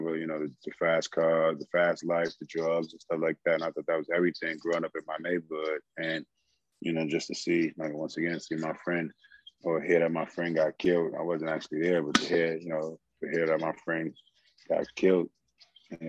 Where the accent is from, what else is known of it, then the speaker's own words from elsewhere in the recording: New York City, New York, United States; moved away; a young kid growing up in the South Bronx